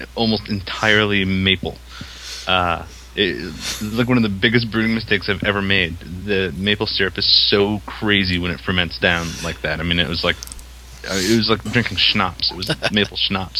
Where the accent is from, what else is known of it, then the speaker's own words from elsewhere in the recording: Maine, United States; I'm from Maine